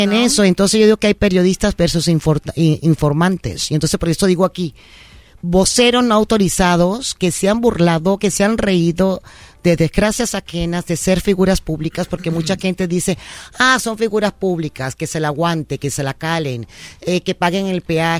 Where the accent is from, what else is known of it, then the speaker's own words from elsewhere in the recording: Ortiz, Guárico, Venezuela; moved away as an adult; now in Mexico; mis abuelos llegaron a Venezuela en la Segunda Guerra Mundial, llegaron a trabajar la tierra y ahí nacimos nosotros en Venezuela